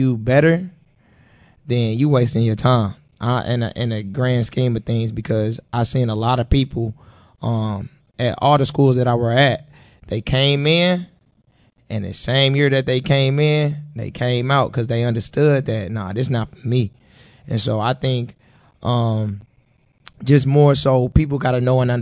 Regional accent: St. Louis, Missouri, United States; I'm from the Show Me State, St. Louis, Missouri

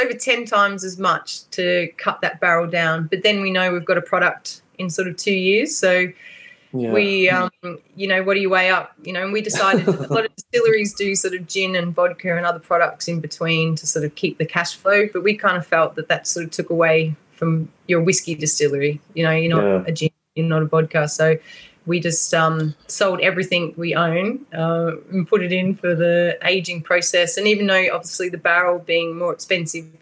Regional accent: Australia; I'm probably from Australia.

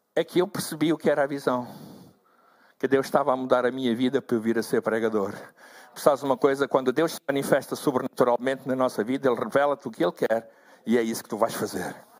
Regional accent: Angola; moved away as an adult; now in Portugal; Eu sou natural de Angola

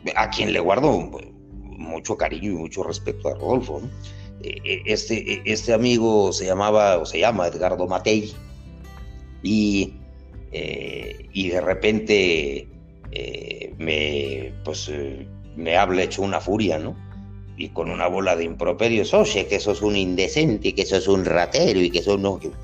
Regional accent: Mexico; soy el único mexicano

